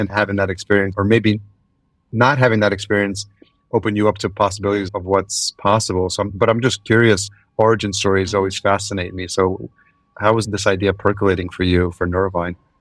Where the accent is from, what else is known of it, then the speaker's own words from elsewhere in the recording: Yonkers, New York, United States; moved away as an adult; now in Minneapolis, United States; I grew up in Yonkers, so I'm very familiar, and I've lived in New York City, Brooklyn, and Lower East Side